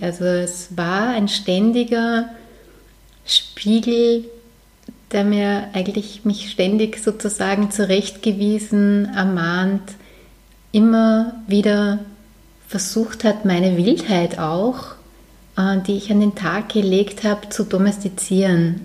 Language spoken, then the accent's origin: German; Vienna, Austria; moved away as an adult; now in Lower Austria, Austria; ich komme ursprünglich aus Wien, allerdings ist der Bezirk, wo ich aufgewachsen bin, drüber der Donau wirklich eher wie am Land